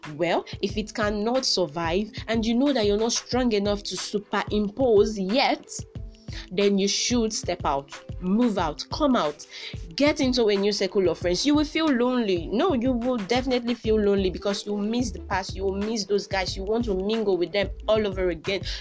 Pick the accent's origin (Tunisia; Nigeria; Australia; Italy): Nigeria; I'm a Nigerian, a proud Nigerian